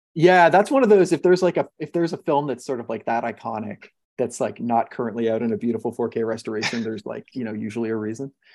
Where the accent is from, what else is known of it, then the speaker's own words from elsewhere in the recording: Montreal, Quebec, Canada; I'm Canadian. I grew up in in Montreal